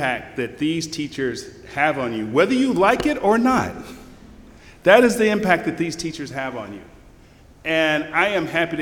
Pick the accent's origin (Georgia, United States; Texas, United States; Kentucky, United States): Georgia, United States; Rome; I grew up in North Rome and a little bitty house.